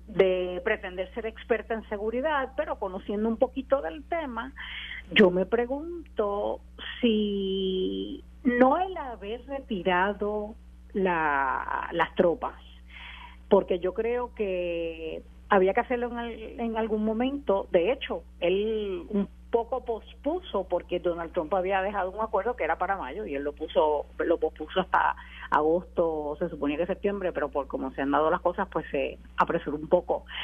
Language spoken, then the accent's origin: Spanish; Puerto Rico; como puertorriqueña